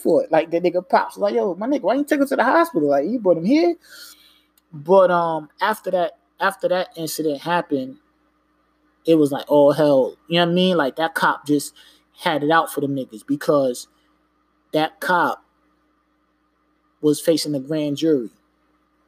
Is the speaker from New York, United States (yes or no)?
yes; New York, United States; I'm not from Jersey, from New York